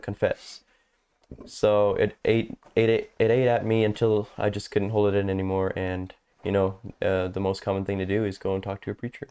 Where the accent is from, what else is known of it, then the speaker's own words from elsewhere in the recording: St. Thomas, Ontario, Canada; moved away as an adult; now in Texas, United States; born in Saint Thomas and raised around these areas. We never really moved more than ten minutes apart